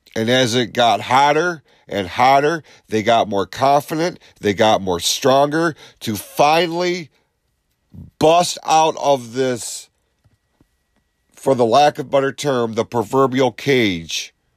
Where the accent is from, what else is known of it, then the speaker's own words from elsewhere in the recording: Lapeer, Michigan, United States; this is my hometown.